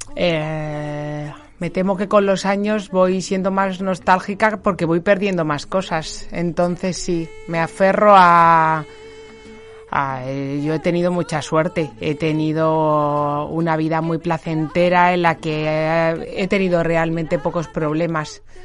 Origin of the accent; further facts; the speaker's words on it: Getafe, Community of Madrid, Spain; la patrona de mi pueblo, de Getafe